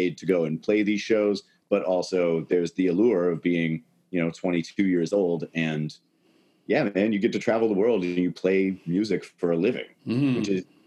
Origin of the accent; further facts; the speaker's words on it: Canada; as a Canadian